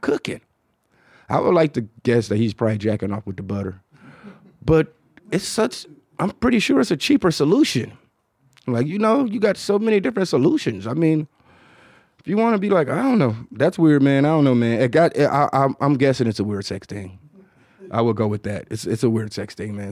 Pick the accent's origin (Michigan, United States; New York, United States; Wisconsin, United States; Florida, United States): Michigan, United States; Detroit; accent: Detroit; my Detroit accent